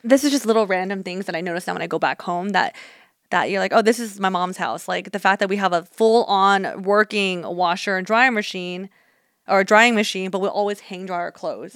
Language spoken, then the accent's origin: English; Union City, California, United States; I grew up in Union City, and Union City is in Northern California